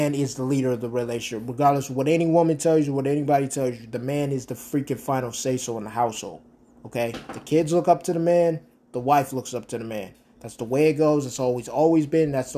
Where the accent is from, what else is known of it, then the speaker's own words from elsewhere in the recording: Rochester, New York, United States; moved away; Rochester, New York is my hometown, is where I was born and where I was raised.